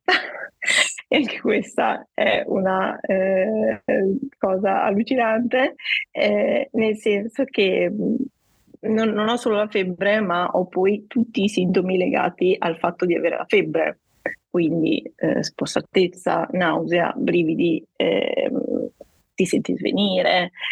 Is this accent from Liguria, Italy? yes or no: no; Guastalla, Emilia-Romagna, Italy; vengo dalla provincia di Reggio Emilia, un paesino chiamato Guastalla